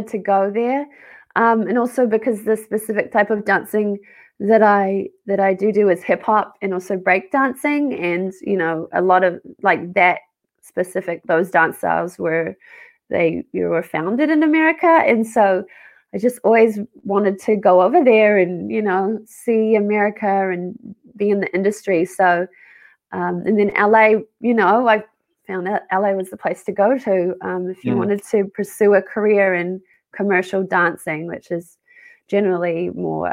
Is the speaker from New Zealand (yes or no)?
yes; Auckland, New Zealand; moved away as an adult; also born or lived in Australia / Whangaruru, New Zealand; now in Burbank, United States; So I grew up in Auckland. I was born in Auckland there and was raised there.